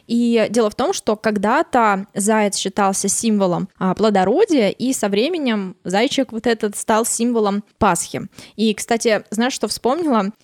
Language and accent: Russian; Russia; у нас просто какой-то тотал, да, вот тотал хранения елки